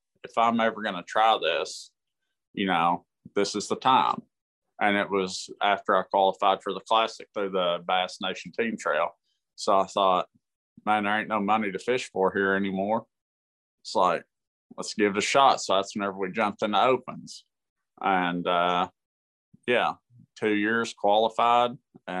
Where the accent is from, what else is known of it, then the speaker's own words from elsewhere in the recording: Kentucky, United States; also born or lived in San Diego, California; I was born in San Diego. I lived there till I was 9 or 10. And my family's military. My granddad is in the military, and we moved back to Kentucky